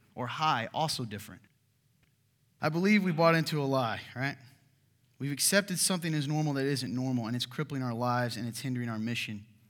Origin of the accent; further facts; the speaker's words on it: Kentucky, United States; moved away; my home state of Kentucky